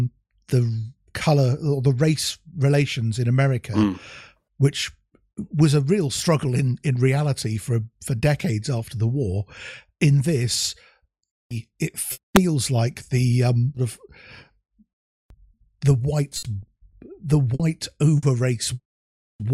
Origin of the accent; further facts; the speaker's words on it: Germany; It reminds me of when I was growing up in Germany in the sort of 70s